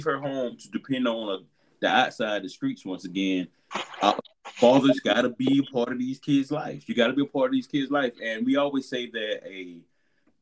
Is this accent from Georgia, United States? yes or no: yes; Albany, Georgia, United States; moved away; my hometown, Albany, Georgia